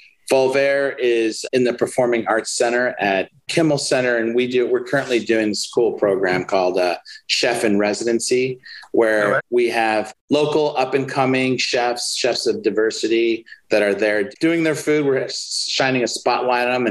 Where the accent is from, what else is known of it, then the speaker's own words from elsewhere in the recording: Chicago, Illinois, United States; moved away as an adult; also born or lived in Spain; now in Philadelphia, United States; I grew up in Chicago, went to cooking school in Chicago